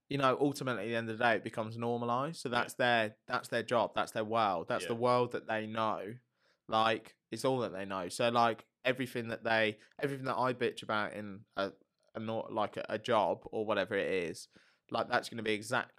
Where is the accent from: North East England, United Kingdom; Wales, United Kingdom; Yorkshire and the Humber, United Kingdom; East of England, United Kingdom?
Wales, United Kingdom; Welsh; I am Welsh.